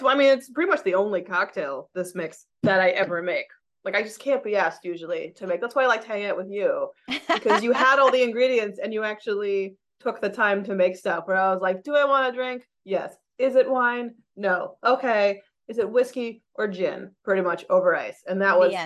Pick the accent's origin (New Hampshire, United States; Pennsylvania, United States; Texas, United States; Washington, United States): New Hampshire, United States; also born or lived in Massachusetts; now in Albany area, New York, United States; Most of my life, I grew up in New Hampshire. Before that was Massachusetts